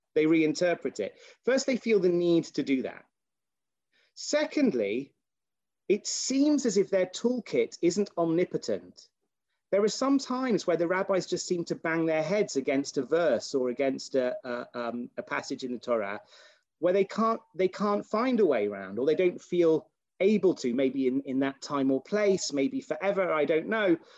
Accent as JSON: {"language": "English", "country": "United Kingdom", "said": "as a British person"}